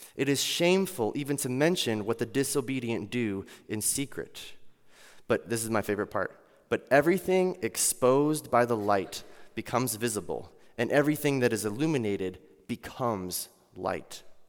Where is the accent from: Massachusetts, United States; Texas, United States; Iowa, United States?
Iowa, United States; I'm from Iowa